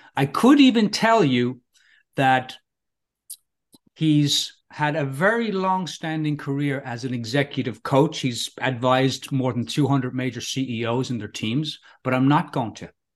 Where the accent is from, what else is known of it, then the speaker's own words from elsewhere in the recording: Ireland; moved away as an adult; now in California, United States; I grew up in Ireland